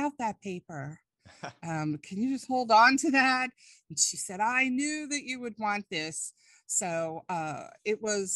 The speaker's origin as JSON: {"language": "English", "area": "Long Island", "region": "New York", "country": "United States", "moved": "yes", "lives_now": "Tennessee, United States", "said": "I'm originally from Long Island, New York. So sometimes when I'm teaching or talking with somebody, I will like lapse into my language of the past"}